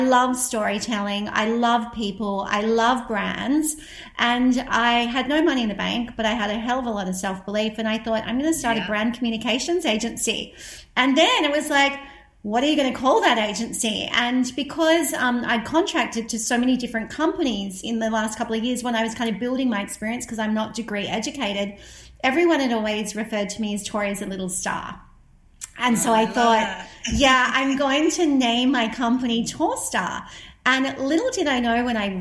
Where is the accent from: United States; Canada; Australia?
Australia; also born or lived in London; as an Australian